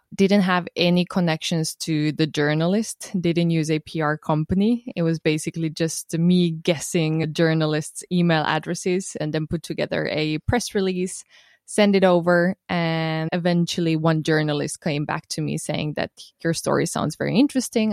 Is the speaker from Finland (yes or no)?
yes; Finland; moved away as an adult; also born or lived in Estonia; I was born and raised in Finland, but my parents are Romanian